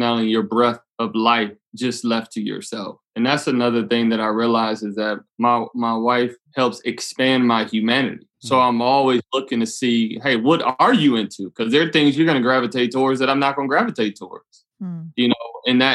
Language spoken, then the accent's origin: English; Detroit, Michigan, United States; growing up in Detroit